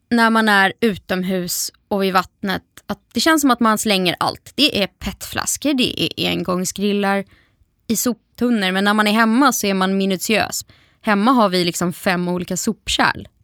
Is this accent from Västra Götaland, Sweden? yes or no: yes; Gothenburg, Västra Götaland, Sweden; jag är ju liksom halvgöteborgare